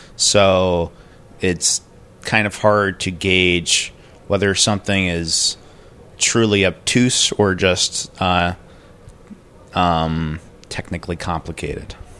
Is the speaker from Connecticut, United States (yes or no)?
yes; Connecticut, United States; I'm from, uh, Connecticut in the United States